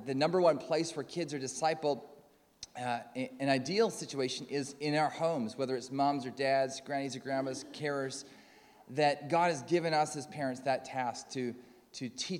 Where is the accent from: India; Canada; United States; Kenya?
Canada; accent: Canadian; moved away; As you can tell from my accent, I'm from Calder Crooks, but originally from Canada. There's still a bit of Canadian in there.